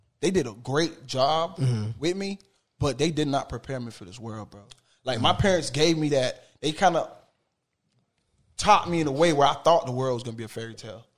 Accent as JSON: {"language": "English", "town": "Miami", "region": "Florida", "country": "United States", "tie": "born or raised there", "moved": "yes", "lives_now": "Orlando, United States", "said": "I'm from Miami, bro. I'm from Miami, bro. Like, the neighborhood that I'm from was not a good neighborhood"}